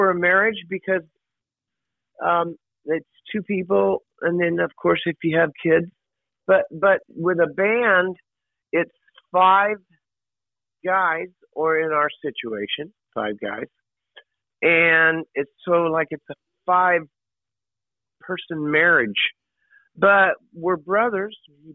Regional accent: Oklahoma, United States; growing up in Oklahoma

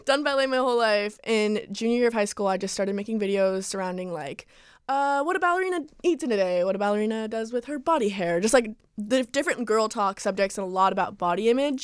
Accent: Calabasas, California, United States; also born or lived in New York; I lived here all my life, Calabasas

